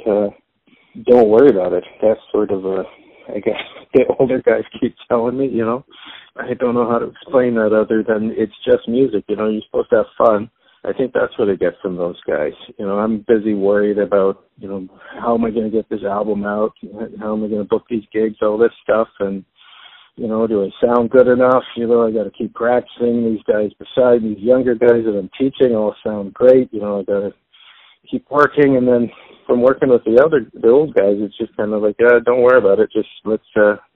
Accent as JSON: {"language": "English", "town": "Toronto", "region": "Ontario", "country": "Canada", "tie": "born or raised there", "also_born_or_lived": "Winnipeg area, Manitoba", "said": "I was born in a little small town outside of Winnipeg in the prairies in Canada, but I moved here when I was very young, so I was raised in Toronto"}